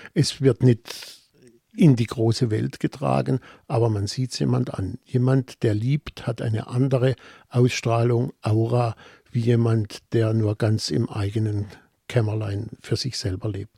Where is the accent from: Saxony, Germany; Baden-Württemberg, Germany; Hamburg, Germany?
Baden-Württemberg, Germany; Offenburg; accent: Baden; in Offenburg, meiner Heimatstadt